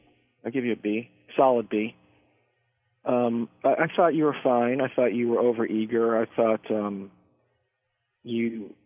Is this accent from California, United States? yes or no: no; Maryland, United States; Well, I'm from Maryland. I'm from Southern Maryland.